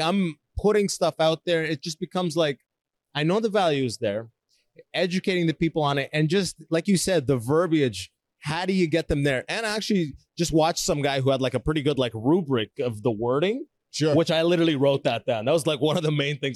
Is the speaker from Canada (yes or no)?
yes; Canada; also born or lived in Sudan / Toronto, Canada; I moved to Canada when I was six